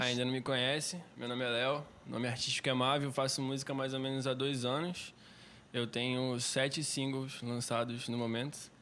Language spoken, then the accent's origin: Portuguese; Cabo Frio, Rio de Janeiro, Brazil; now in Manaus, Brazil; eu sou de Cabo Frio, do Rio de Janeiro